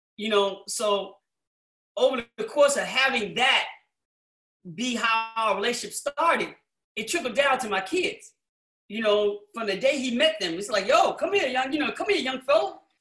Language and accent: English; Chicago, Illinois, United States; I'm being from Chicago